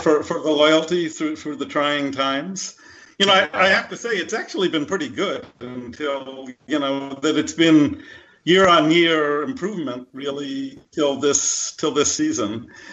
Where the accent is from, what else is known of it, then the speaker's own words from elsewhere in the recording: United States; I'm an American, I'm not from Sheffield